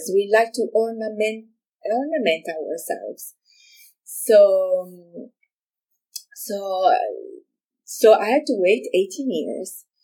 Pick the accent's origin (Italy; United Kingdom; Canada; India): Italy; Milan, Lombardy; moved away as an adult; now in United States; I'm originally from Milano, Italy.